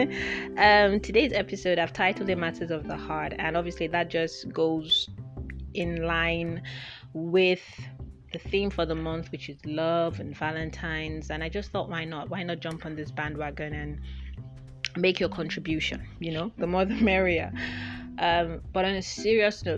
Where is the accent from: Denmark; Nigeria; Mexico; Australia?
Nigeria; also born or lived in United Kingdom / Lagos, Nigeria; when I moved back to Nigeria